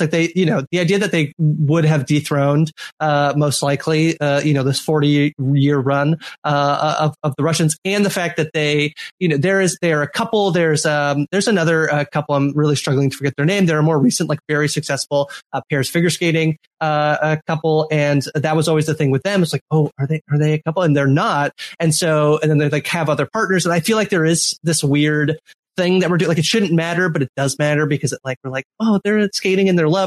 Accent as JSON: {"language": "English", "country": "Canada", "said": "especially as a Canadian"}